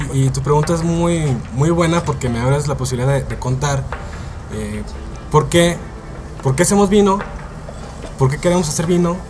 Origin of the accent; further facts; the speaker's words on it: Mexicali, Baja California, Mexico; somos un par de familias de Baja California, eh, por ejemplo yo crecí en Mexicali, somos amigos de Mexicali